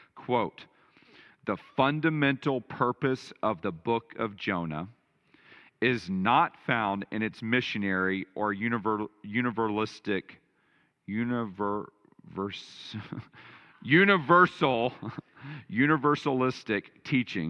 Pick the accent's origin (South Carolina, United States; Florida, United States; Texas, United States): Texas, United States; I grew up in Texas